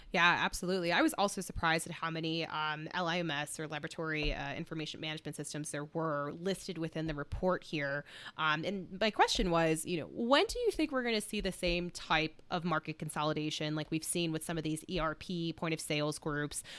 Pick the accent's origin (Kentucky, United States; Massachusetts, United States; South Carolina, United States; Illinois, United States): Illinois, United States; Chicago; now in Colorado, United States; I'm from Chicago